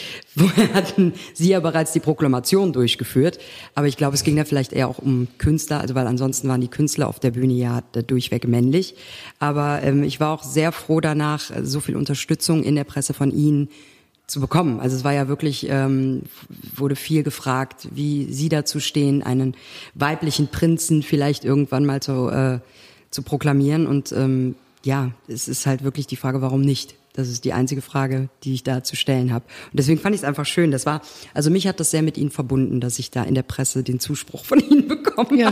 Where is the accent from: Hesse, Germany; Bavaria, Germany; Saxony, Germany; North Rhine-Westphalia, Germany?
North Rhine-Westphalia, Germany; Cologne; als Kölnerin